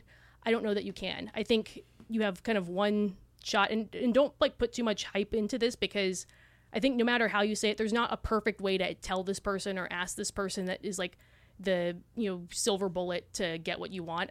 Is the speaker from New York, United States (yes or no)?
no; Southern California, United States; now in Austin, United States; We are Austinites, but we are originally from Southern California